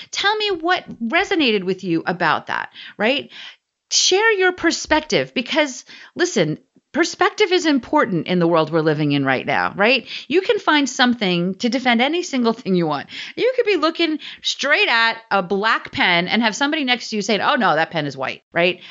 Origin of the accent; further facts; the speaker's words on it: New Jersey, United States; I'm from New Jersey